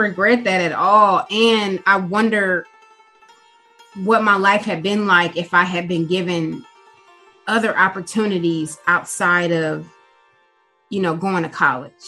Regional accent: Milwaukee, Wisconsin, United States; moved away as an adult; now in North Carolina, United States; I was born and raised in Milwaukee, Wisconsin

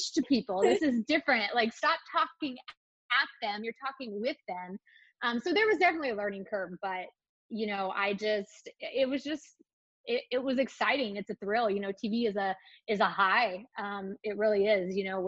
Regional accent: Northeast Kansas, United States; I grew up in Northeast Kansas on a small ranch

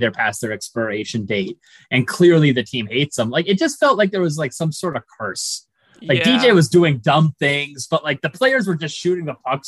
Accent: Sault Ste. Marie, Ontario, Canada; I'm from Sault Ste. Marie

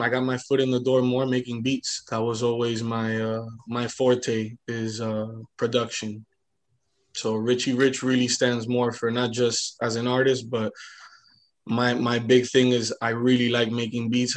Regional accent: Hialeah, Florida, United States; I was born in Hialeah Hospital

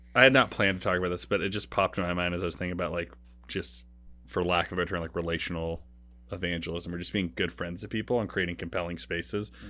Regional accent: Portland, Oregon, United States; moved away as an adult; also born or lived in Saint Louis; I grew up in Oregon

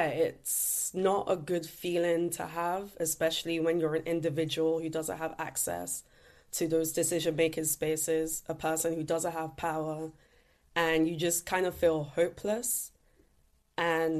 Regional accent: London, United Kingdom; Growing up in East London

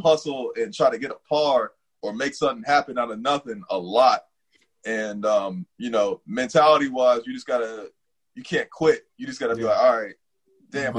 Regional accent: San Diego, California, United States; also born or lived in Cincinnati, Ohio; now in Washington D.C. area, United States; I grew up in San Diego, California, mm-hmm. and uh, a little bit of Cincinnati, Ohio.

